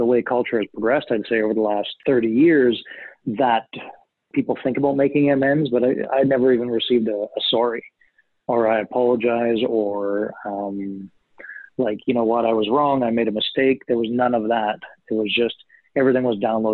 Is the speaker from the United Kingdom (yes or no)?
no; Canada; first language German; English is a second language; I was born here in Canada, you know, in the mid-70s